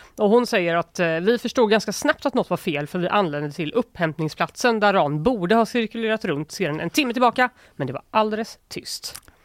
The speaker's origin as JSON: {"language": "Swedish", "town": "Gothenburg", "region": "Västra Götaland", "country": "Sweden", "said": "jag är från Göteborg"}